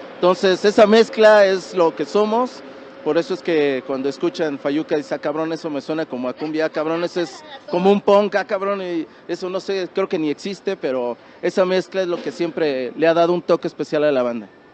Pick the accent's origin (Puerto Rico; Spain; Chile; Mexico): Mexico; Mexico City; somos de Tepito